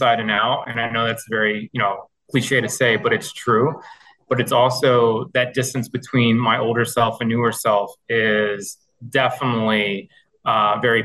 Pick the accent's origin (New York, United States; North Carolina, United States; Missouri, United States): Missouri, United States; now in Taunton, United States; I am originally from the Midwest. I grew up, born and raised in the state of Missouri, but I currently live in Taunton, Massachusetts